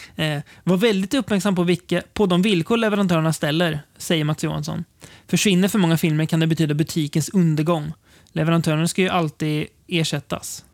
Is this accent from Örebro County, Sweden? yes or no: yes; Degerfors / Karlskoga, Örebro County, Sweden; orterna där vi växte upp